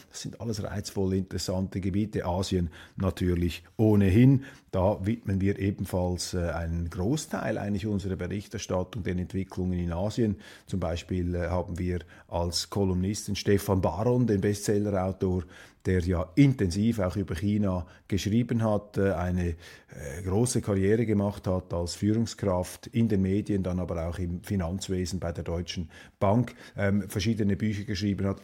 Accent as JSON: {"language": "German", "country": "Switzerland", "said": "als Schweizer"}